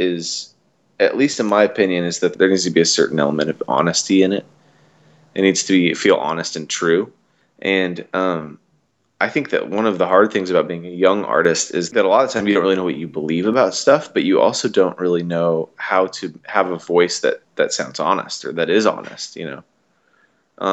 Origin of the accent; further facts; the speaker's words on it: Washington, United States; I'm from Washington State